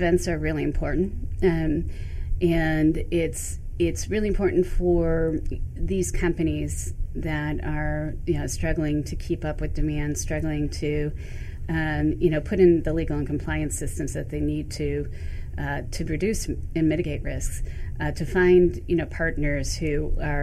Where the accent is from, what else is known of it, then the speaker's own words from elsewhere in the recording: Michigan, United States; also born or lived in New York City; now in New York, United States; Growing up in Michigan, I used to come to Canada all the time.